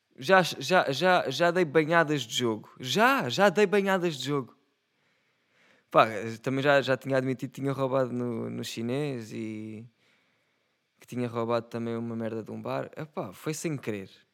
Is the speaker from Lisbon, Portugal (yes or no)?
no; Setúbal, Portugal; eu sou de Setúbal. E como setubalense